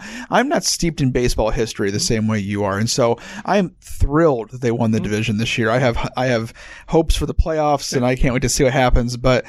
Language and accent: English; Ohio, United States; now in Minnesota, United States; I grew up in Ohio, but I grew up on the other side of the state from both the Indians and the Reds.